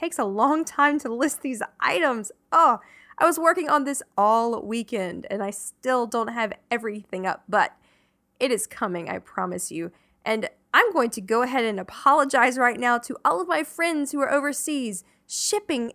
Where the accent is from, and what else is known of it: the South, Southern United States, United States; born or raised there